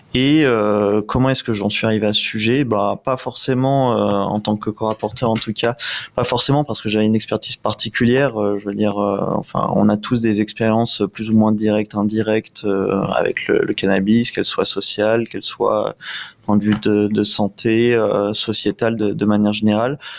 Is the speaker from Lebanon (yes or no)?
no; Réunion; en tant que jeune ultramarin puisque je viens de la Réunion